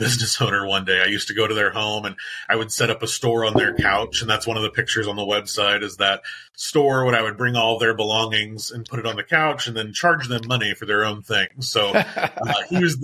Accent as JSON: {"language": "English", "region": "Indiana", "country": "United States", "tie": "born or raised there", "also_born_or_lived": "Washington, D.C.", "said": "my home state of Indiana."}